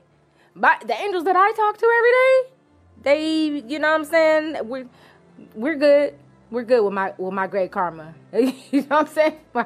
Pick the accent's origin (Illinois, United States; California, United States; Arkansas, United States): California, United States; Inglewood; I'm from Inglewood.